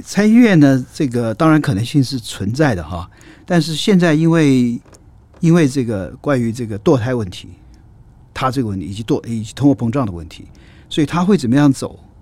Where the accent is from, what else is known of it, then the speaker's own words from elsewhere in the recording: Taiwan; moved away as an adult; 我也是台湾出来的啊，然， 然后这个最早的时候呢，是政治大学，啊，经济背景，然后后来我念东亚所